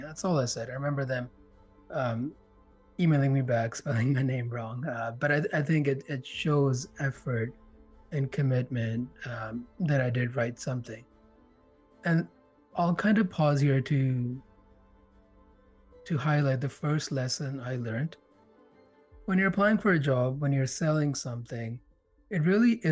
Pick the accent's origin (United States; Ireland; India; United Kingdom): India; now in Canada; I grew up in India. And I remember when we moved here, the four of us left, and here being Canada